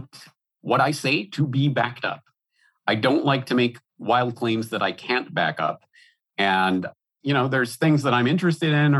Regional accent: Alberta, Canada; moved away as an adult; also born or lived in Ireland; now in Japan; I'm Canadian by birth, born and raised in Alberta, Canada.

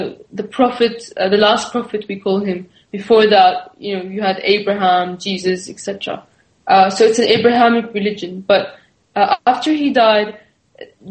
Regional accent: Damascus, Damascus Governorate, Syria; if you look at my background, I'm from Damascus, so it's a Sunni background

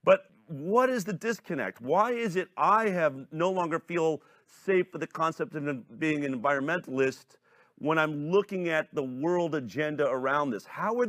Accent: Boulder, Colorado, United States; I grew up in Boulder, Colorado. I was an environmentalist.

